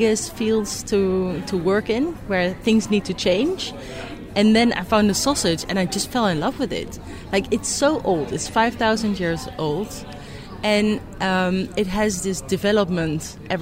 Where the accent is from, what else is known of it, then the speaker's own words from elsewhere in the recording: Netherlands; I'm from the Netherlands.